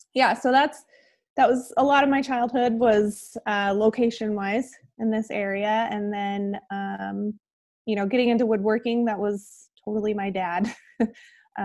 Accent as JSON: {"language": "English", "town": "Kuna", "region": "Idaho", "country": "United States", "tie": "born or raised there", "also_born_or_lived": "Montana / Boise, Idaho", "said": "I grew up here in Idaho. I live in Boise now in the southwest corner. And grew up about 25 minutes south of here in Cuna"}